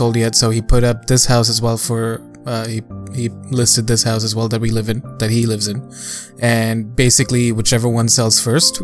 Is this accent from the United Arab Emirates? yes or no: yes; Dubai, United Arab Emirates; moved away; growing up in Dubai